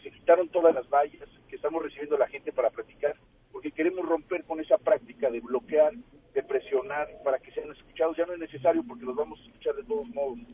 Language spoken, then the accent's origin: Spanish; Mexico; nos involucra a todos como mexicanos